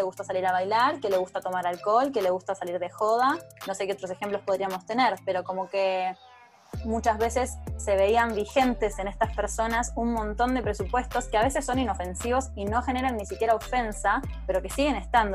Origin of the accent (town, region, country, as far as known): Argentina